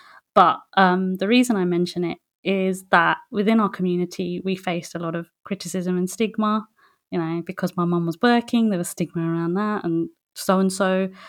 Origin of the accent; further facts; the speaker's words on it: West Bengal, India; we're from West Bengal originally in India